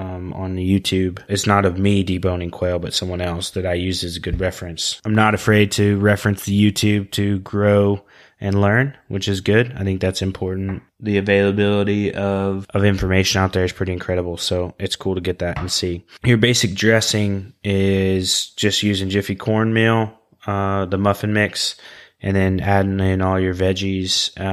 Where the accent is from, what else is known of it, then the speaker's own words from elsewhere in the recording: Oklahoma, United States; Everybody that knows it's listened knows that I'm from Oklahoma